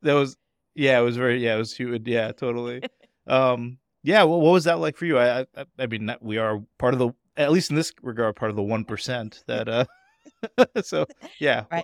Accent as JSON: {"language": "English", "town": "Boston", "region": "Massachusetts", "country": "United States", "said": "as a Bostonian"}